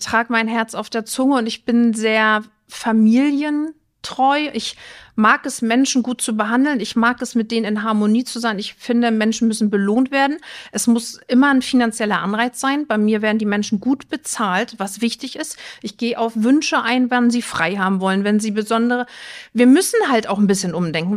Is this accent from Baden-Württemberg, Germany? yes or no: no; Rostock, Mecklenburg-Vorpommern, Germany; now in Flensburg, Germany; Ich bin ein Küstenkind, ich komme aus Rostock